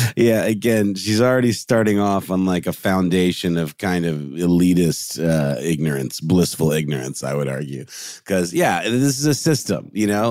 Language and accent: English; Augusta, United States; moved away; my hometown of Augusta visiting my mom